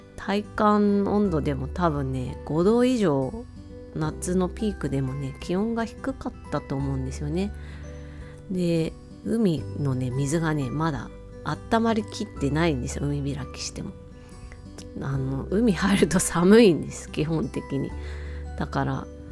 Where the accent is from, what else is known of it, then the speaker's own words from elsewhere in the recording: Otaru, Hokkaido, Japan; 私は実家がですね、小樽でして、札幌の隣町になるんですね。